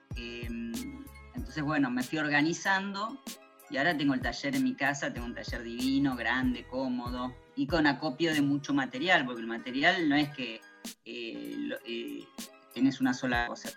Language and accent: Spanish; Argentina; also born or lived in Buenos Aires; soy argentina, vivo en Buenos Aires